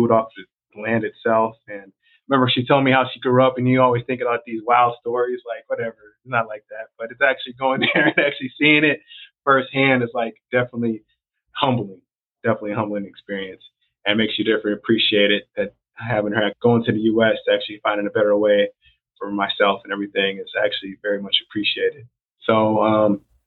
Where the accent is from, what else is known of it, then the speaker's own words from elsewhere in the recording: Milwaukee, Wisconsin, United States; born and raised in Milwaukee, but my parents are actually from Jamaica